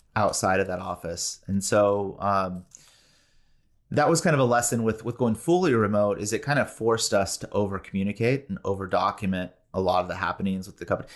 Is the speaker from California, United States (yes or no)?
yes; Bay Area, California, United States; also born or lived in San Diego; born and raised in the Bay Area